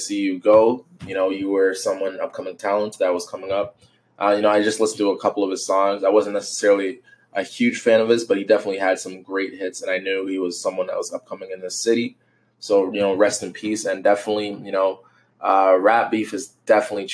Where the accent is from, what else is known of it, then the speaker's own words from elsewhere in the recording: Toronto, Ontario, Canada; I'm from Toronto